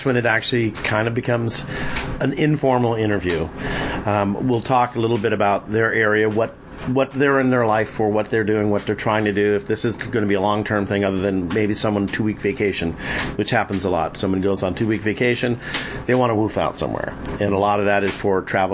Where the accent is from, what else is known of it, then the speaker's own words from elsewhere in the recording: Massachusetts, United States; moved away; I was born and raised there